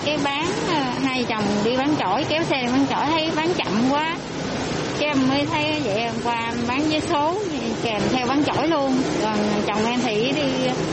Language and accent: Vietnamese; Tam Nông district, Đồng Tháp, Vietnam; moved away as an adult; now in Bình Dương, Vietnam; quê, quê em ở huyện Tam Nông, tỉnh Đồng Tháp. Rồi em lên Bình Dương khoảng 15 năm rồi.